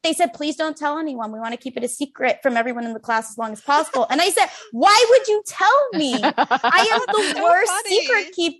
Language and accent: English; Chicago, Illinois, United States; moved away; I grew up in Chicago and now she lives in New York and I'm staying with her.